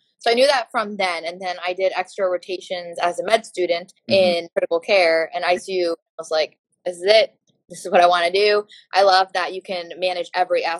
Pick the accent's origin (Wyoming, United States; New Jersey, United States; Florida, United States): Florida, United States; moved away as an adult; also born or lived in Antigua / Pittsburgh; now in Detroit, United States; I did my undergrad in Florida. That's where I'm from